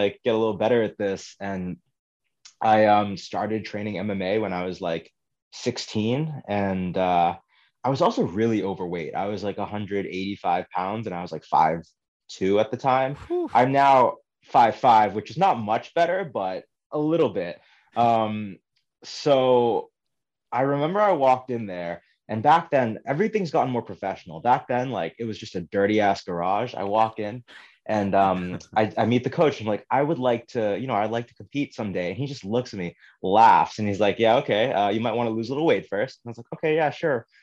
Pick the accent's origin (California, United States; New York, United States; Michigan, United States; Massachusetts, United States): Massachusetts, United States; Boston; also born or lived in Brookline; When I was younger, growing up in Boston, I was like always the only Asian kid in school.